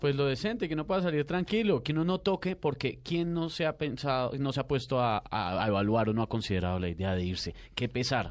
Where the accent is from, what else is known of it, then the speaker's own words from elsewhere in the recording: Bogotá, Colombia; uno está desmoralizado como bogotano